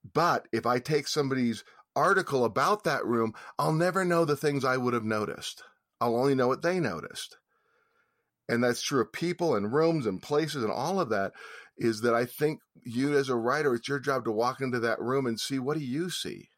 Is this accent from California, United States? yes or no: yes; San Francisco, California, United States; growing up in San Francisco